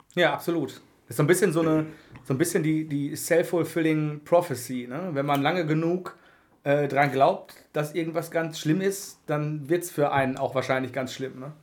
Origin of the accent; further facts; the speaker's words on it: Oberhausen, North Rhine-Westphalia, Germany; ich komme gebürtig aus, aus dem Oberhausener Norden